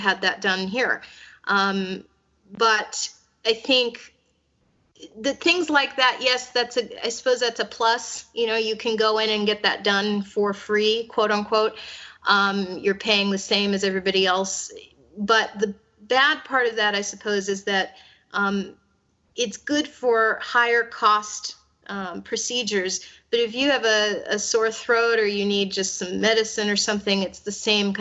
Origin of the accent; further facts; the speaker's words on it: United States; now in Hungary; as an American